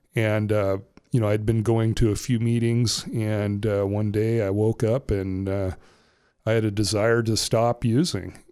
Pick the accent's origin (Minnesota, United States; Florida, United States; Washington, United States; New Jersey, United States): Washington, United States; Ferndale; also born or lived in Bellingham, Washington; I grew up in Whatcom County. I was born in Bellingham. I grew up in the Ferndale area